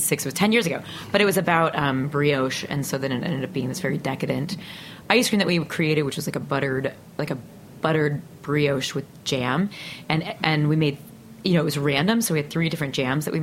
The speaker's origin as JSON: {"language": "English", "town": "Peoria", "region": "Illinois", "country": "United States", "tie": "born or raised there", "moved": "yes", "said": "I grew up in Peoria, Illinois"}